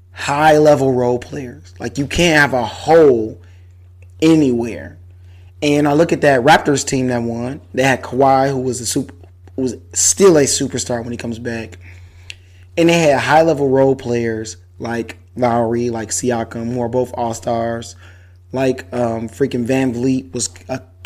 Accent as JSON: {"language": "English", "town": "Detroit", "region": "Michigan", "country": "United States", "said": "I'm from Detroit, Michigan"}